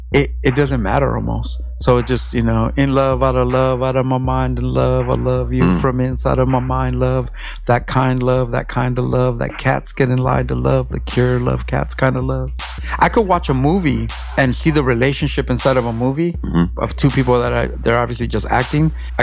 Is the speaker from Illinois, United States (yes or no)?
no; Los Angeles, California, United States; moved away as an adult; now in Long Beach, United States; I'm an LA underground hip-hop artist, and we're currently in Long Beach, California. I'm from Mid-City, but I've been in Long Beach for a couple years now.